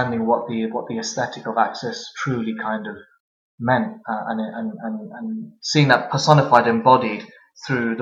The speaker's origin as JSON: {"language": "English", "town": "Southall", "region": "London", "country": "United Kingdom", "tie": "born or raised there", "also_born_or_lived": "Delhi, India", "moved": "as an adult", "lives_now": "East London, United Kingdom", "said": "I grew up in a small town in West London called Southall"}